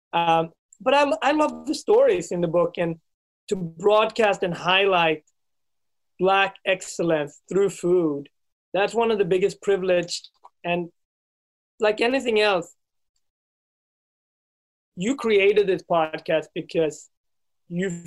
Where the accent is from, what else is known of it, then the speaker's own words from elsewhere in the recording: Sweden; moved away as an adult; also born or lived in Ethiopia; now in United States; I was raised in Sweden